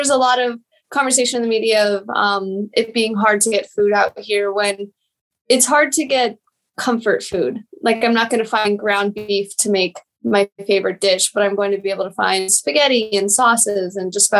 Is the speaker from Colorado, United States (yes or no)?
yes; Denver, Colorado, United States; moved away as an adult; also born or lived in Kyiv, Ukraine; now in Germany; I was born in Denver, always lived in Colorado up until October when I moved to Germany